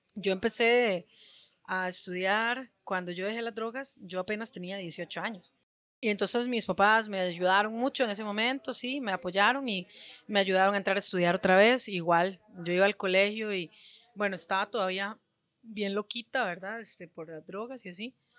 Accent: Alajuela, Costa Rica; Alajuela me vio hacerme leña en la calle y me vio crecer

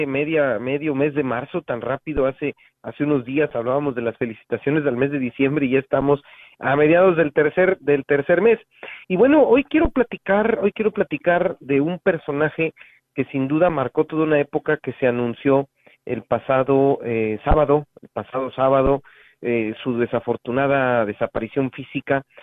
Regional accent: Mexico

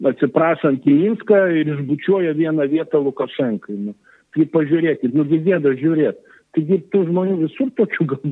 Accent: Lithuania; mes lietuviai mėgstam kapinės užlaikyti, jas puoselėti

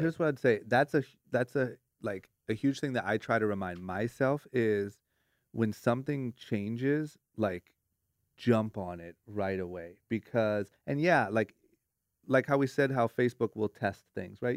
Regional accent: Ohio, United States; now in Los Angeles, United States; growing up in Ohio

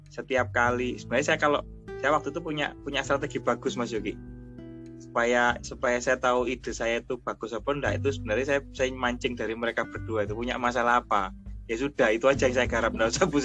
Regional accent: Surabaya, East Java, Indonesia; banyak orang yang bilang saya itu dari Surabaya. Tapi ketika saya sekarang pulang ke Surabaya dibilang masnya dari Jogja ya gitu

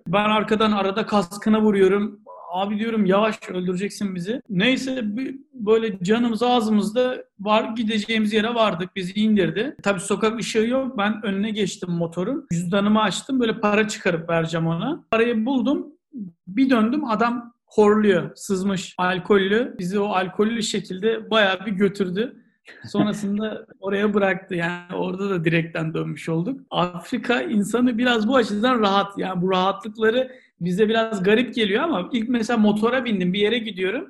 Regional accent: Turkey; moved away; ben de oralıyım

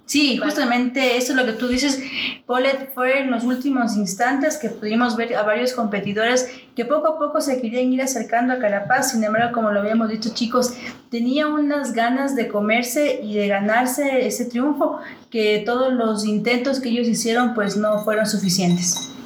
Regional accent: Ecuador; a todos los ecuatorianos acá nos motivó

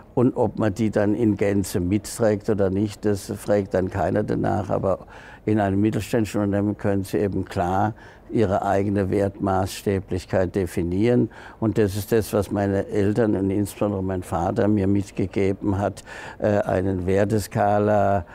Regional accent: Freiburg, Baden-Württemberg, Germany; Freiburg, ich bin ja Freiburger

